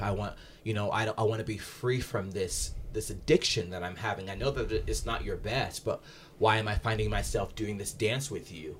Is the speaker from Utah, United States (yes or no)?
yes; Salt Lake City, Utah, United States; growing up in Salt Lake, the, the primary religion here is the L D S faith